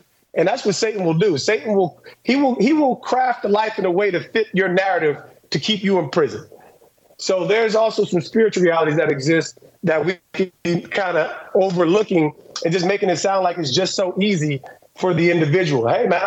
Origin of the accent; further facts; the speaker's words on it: New Jersey, United States; I'm from New Jersey, divorced home.